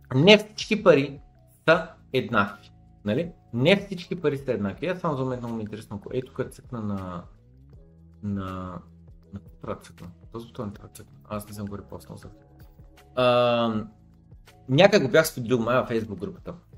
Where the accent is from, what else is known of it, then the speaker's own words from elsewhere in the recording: Bulgaria; че съм българин